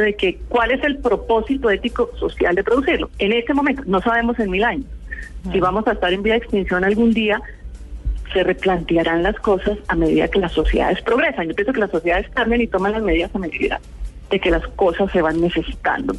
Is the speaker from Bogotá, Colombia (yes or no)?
yes; Bogotá, Colombia; also born or lived in Pereira; realmente yo me considero bogotana porque yo nací en Pereira, pero al año me trajeron a Bogotá mis padres